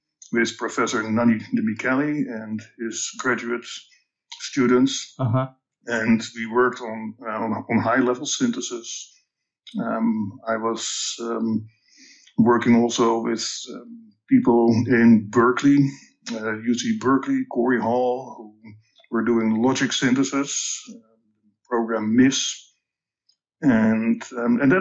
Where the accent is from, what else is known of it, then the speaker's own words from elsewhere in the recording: Amsterdam, North Holland, Netherlands; accent: Dutch; English is a second language; moved away; So my accent is Dutch. I was born and raised in the Netherlands, in Amsterdam to be precise.